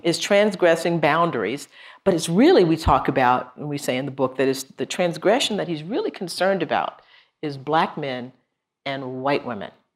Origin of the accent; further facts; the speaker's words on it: Texas, United States; my home state